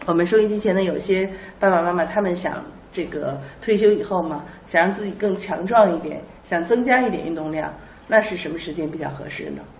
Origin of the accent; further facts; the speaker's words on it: China; 但是我觉得我们中国人的早上的运动一般是打打太极拳呀，做一做吐纳呀，舒展啊